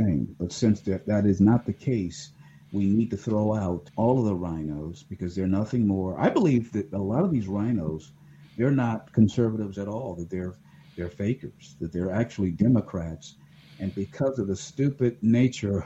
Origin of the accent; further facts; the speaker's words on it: Ohio, United States; my home state of Ohio